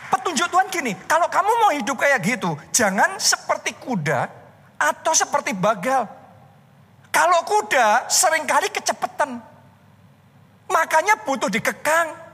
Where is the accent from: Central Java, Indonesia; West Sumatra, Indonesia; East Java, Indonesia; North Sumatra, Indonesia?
Central Java, Indonesia; Surakarta; born there; also born or lived in United States; saya pulang ke Indonesia. Saya pulang ke Solo karena itu kota kelahiran saya.